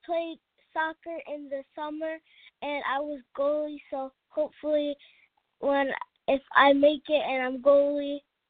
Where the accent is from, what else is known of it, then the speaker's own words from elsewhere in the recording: New Jersey, United States; I am from New Jersey.